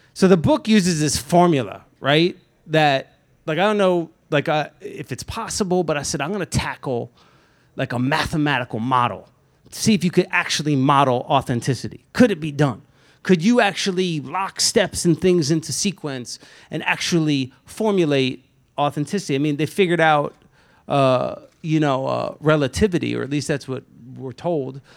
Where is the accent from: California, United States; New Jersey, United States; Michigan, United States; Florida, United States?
New Jersey, United States; Lakewood; was born and raised in Lakewood, New Jersey